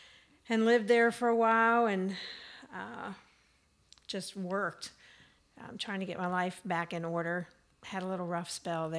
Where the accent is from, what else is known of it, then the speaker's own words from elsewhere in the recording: West Virginia, United States; I'm born and raised in West Virginia. Up a holler called Mudlick.